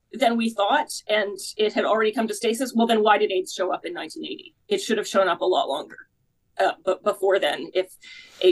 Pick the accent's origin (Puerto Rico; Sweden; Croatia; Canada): Canada; I'm Canadian myself